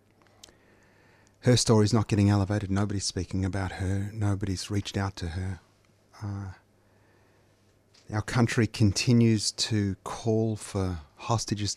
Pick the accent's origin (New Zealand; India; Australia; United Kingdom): Australia; I'm Australian too